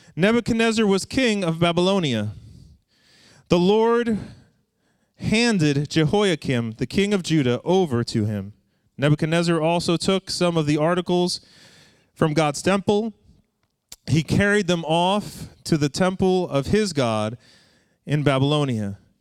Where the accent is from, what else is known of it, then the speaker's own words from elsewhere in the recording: Long Island, New York, United States; growing up on Long Island